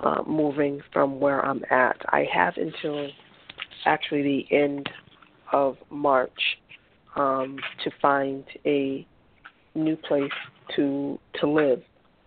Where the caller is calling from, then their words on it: Massachusetts, United States; I'm calling from Massachusetts.